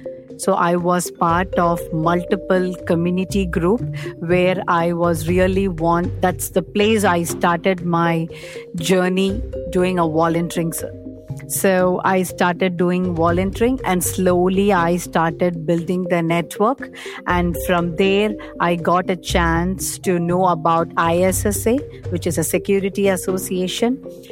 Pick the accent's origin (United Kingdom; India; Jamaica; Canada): India; English is a second language; now in United States; After I moved from India to US